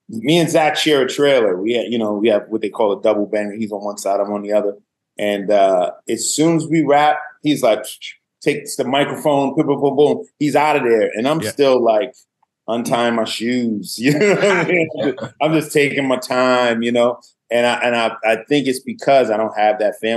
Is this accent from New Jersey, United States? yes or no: yes; Willingboro, New Jersey, United States; moved away as an adult; also born or lived in Harlem, New York / Virginia; I went to high school and pretty much all of my school in New Jersey, Willingboro, New Jersey, the majority of that being in South Jersey